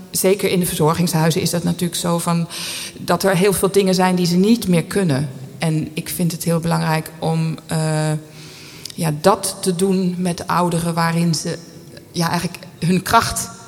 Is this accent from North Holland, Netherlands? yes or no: no; Geldermalsen, Gelderland, Netherlands; Ik ben opgegroeid in Geldermalsen. En eh, daar zat ik op de drumband.